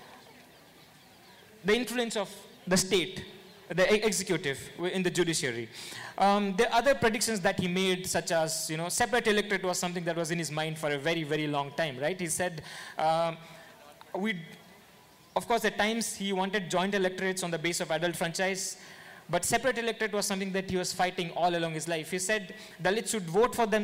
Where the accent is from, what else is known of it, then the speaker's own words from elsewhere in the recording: Odisha, India; I come from Orissa